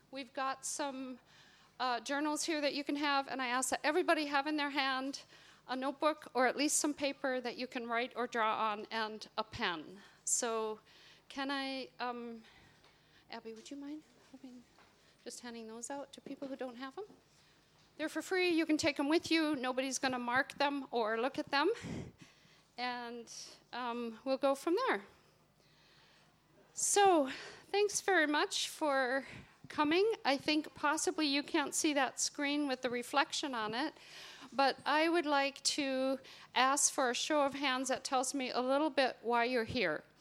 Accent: Minnesota, United States; moved away as an adult; now in Northern Ireland, United Kingdom; given that I have been in Northern Ireland for almost 30 years. I moved here from Minnesota.

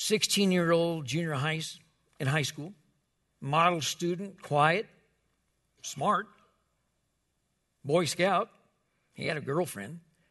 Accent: Wichita, Kansas, United States; I can remember when I grew up, I grew up in Wichita, Kansas, and the church we went with, we would meet on Wednesday night for a prayer meeting

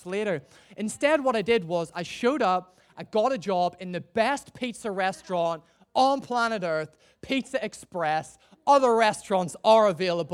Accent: Northern Ireland, United Kingdom; moved away as an adult; also born or lived in Gloucester; now in Chester, United Kingdom; I'm originally from Northern Ireland. I don't know if you can hear that from my messed up accent

